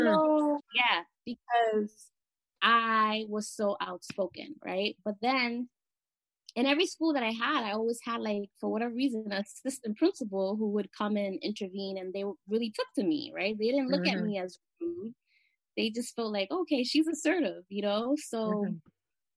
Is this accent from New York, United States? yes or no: yes; New York City, New York, United States; also born or lived in Caribbean; I'm from the Bronx. I still reside in the Bronx. I'm from the Caribbean